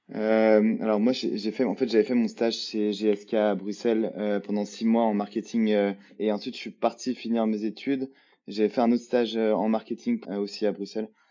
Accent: Lyon, Auvergne-Rhône-Alpes, France; moved away; je suis français, je viens de Lyon

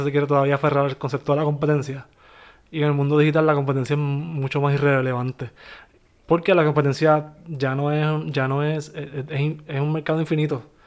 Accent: Bayamón, Puerto Rico; moved away as an adult; also born or lived in Miami; también somos de Bayamón

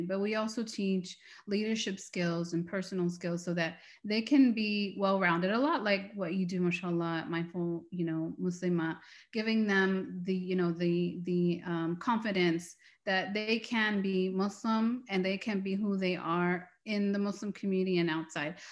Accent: United States; We are American. We are from the West

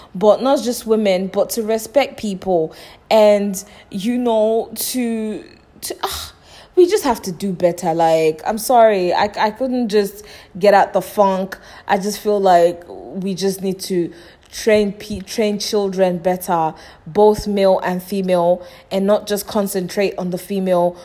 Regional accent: Nigeria; moved away; my home country, Nigeria

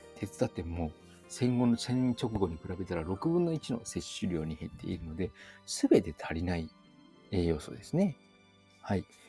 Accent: hometown next to Saga Prefecture, Kyushu, Japan; 生まれ故郷の隣にある佐賀県

